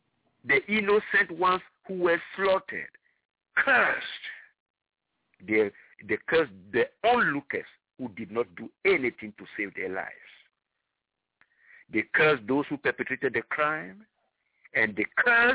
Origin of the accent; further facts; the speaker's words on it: Ghana; moved away; I come originally from Ghana